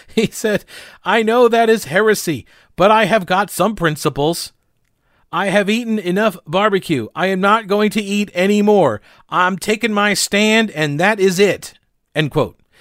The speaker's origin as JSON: {"language": "English", "region": "New York", "country": "United States", "also_born_or_lived": "South Carolina", "moved": "as an adult", "lives_now": "North Carolina, United States", "said": "I am originally from New York"}